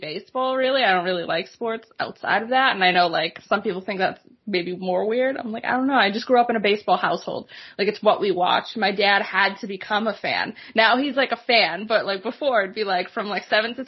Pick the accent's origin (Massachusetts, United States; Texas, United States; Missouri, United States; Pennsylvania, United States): Massachusetts, United States; about 8 miles north of Boston; if my accent isn't a clue, yes, I'm from the area. Grew up about 8 miles north of Boston.